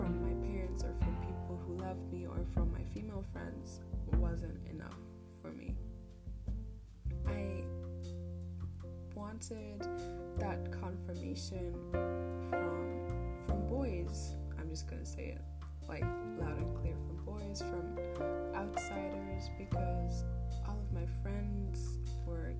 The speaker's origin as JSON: {"language": "English", "country": "Germany", "said": "I'm from Germany."}